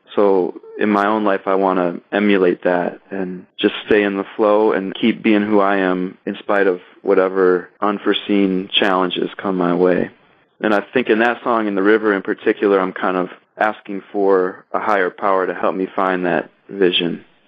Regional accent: Kalamazoo, Michigan, United States; also born or lived in Detroit, Michigan / Chicago, Illinois; now in Ann Arbor, United States; I was born and raised in Kalamazoo, Michigan, which is a wonderful small city in southwest Michigan.

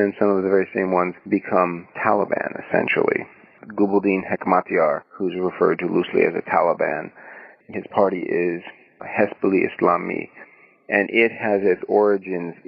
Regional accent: Vermont, United States; also born or lived in Maine; I was raised in Vermont, and so I was raised mostly in Vermont and on the coast of Maine

